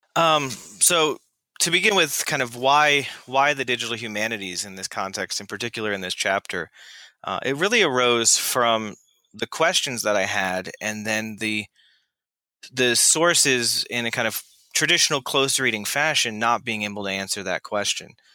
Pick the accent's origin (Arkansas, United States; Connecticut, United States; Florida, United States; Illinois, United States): Florida, United States; I grew up in Florida